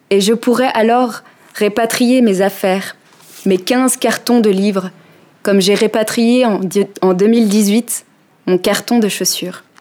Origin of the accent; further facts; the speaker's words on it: Geneva, Switzerland; Je sais que je n'arrête pas de répéter que je ne me sens plus chez moi à Genève, mais c'est ce que j'ai de plus proche d'un chez moi, en attendant ma prochaine destination.